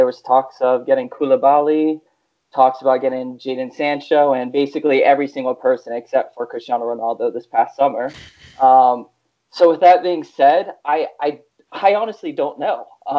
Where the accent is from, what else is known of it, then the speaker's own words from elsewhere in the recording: France; now in United States; I'm from France, live in the United States.